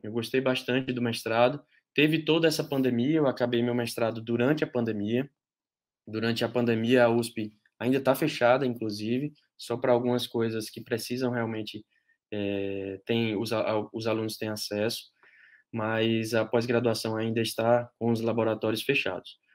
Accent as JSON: {"language": "Portuguese", "town": "Patos", "region": "Paraíba", "country": "Brazil", "moved": "yes", "said": "eu sou da, de Patos, na Paraíba, me formei lá na graduação"}